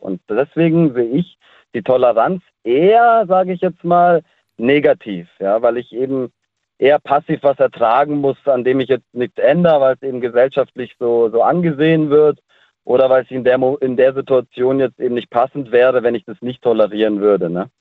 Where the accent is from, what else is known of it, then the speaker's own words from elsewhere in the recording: Ländle, Baden-Württemberg, Germany; bei uns im Ländle